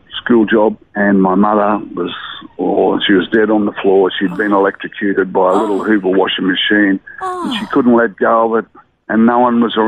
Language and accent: English; Brisbane, Queensland, Australia; also born or lived in Murwillumbah, New South Wales / Mount Isa; I sort of lived around northern suburbs of Brisbane from then on. When I follow the state of origin football, I never say I'm a cockroach in New South Wales. I've always lived my whole life in Queensland, so I say I'm a Queenslander